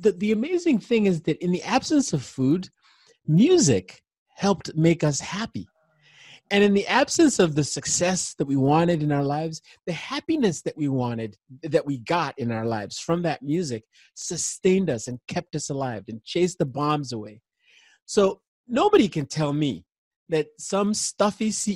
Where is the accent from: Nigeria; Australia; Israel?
Nigeria; I was born in Nigeria in the 60s, late 60s. And there was a civil war going on